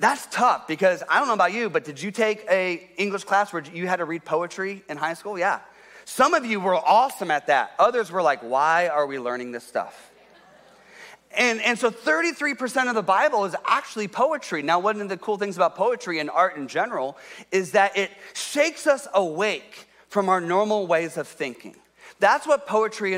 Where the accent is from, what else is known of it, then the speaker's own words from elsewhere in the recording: Columbus, Ohio, United States; moved away as an adult; also born or lived in Detroit, Michigan; I grew up in Columbus, Ohio.